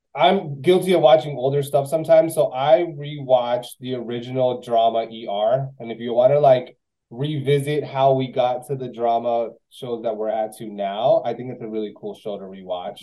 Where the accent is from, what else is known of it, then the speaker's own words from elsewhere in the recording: Miami, Florida, United States; also born or lived in West Palm Beach; I grew up here. I'm from Miami